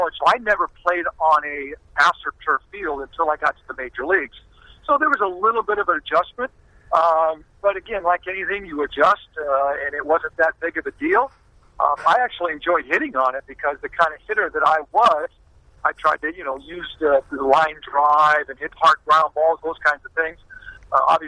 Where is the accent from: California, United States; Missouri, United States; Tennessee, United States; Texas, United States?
California, United States; San Diego